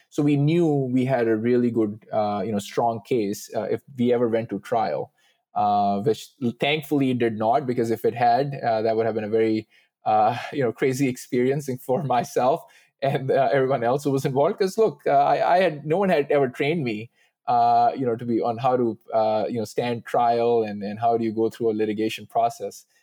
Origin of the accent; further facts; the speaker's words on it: United States; as an American, as a Sikh